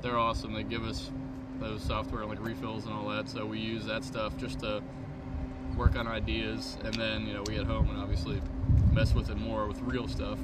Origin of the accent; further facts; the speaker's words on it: North Louisiana, United States; we're from North Louisiana